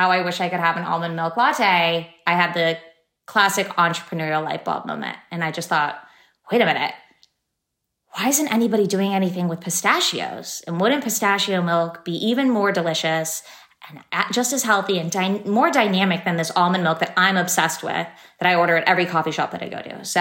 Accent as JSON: {"language": "English", "town": "San Francisco", "region": "California", "country": "United States", "tie": "born or raised there", "said": "I grew up in San Francisco."}